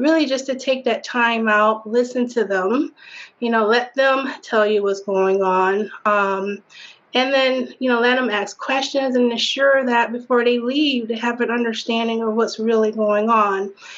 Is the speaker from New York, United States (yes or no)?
no; Detroit, Michigan, United States; also born or lived in Southfield, Michigan; Born and raised in Detroit. We moved to Southfield when I was, maybe about 10, 11 or so